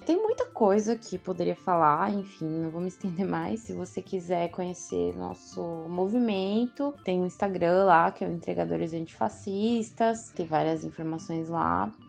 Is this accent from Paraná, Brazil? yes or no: no; São Paulo, Brazil; faço parte dos entregadores antifascistas, sou de São Paulo.